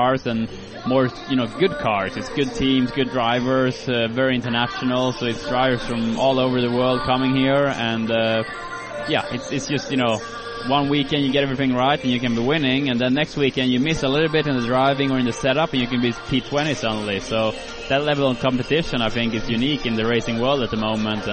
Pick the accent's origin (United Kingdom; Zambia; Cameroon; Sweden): Sweden; moved away; to Sweden, to my hometown